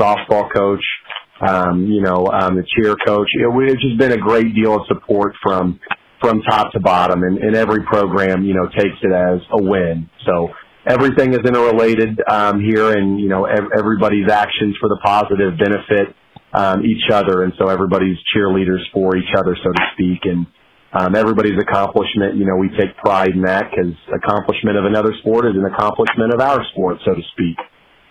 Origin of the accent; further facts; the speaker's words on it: Kansas City, Missouri, United States; I grew up in Kansas City playing for some of the very good clubs